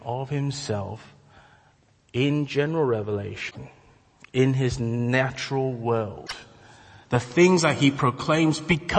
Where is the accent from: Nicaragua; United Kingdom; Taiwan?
Taiwan; And, you know, for me, I come from Taiwan.